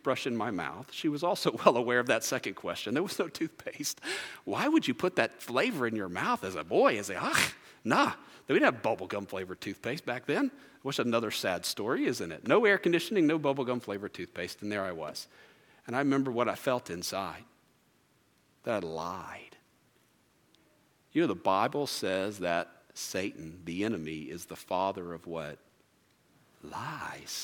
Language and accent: English; Merritt Island, Florida, United States; I grew up in Merritt Island, Florida, and we had no air conditioning growing up.